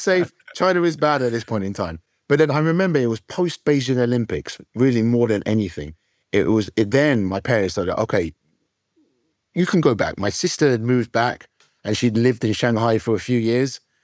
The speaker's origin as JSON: {"language": "English", "country": "United Kingdom", "tie": "born or raised there", "said": "I'm at a British school, I wanna be British"}